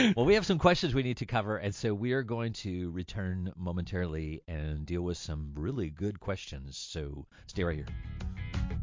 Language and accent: English; Orangebrook, United States; moved away as an adult; also born or lived in Bowling Green / Oregon; I grew up in Orangebrook